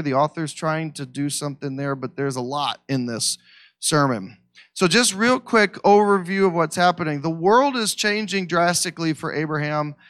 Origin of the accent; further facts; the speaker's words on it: Missouri, United States; I'm from Missouri.